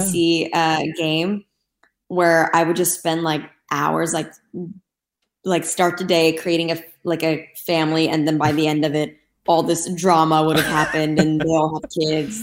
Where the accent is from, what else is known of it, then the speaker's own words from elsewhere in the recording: Istanbul, Turkey; moved away as an adult; now in Los Angeles, United States; Growing up in Turkey was honestly really amazing.